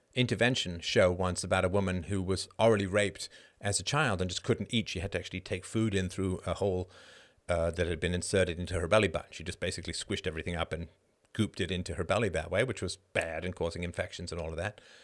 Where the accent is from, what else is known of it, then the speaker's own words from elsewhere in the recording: Ireland; I'm Irish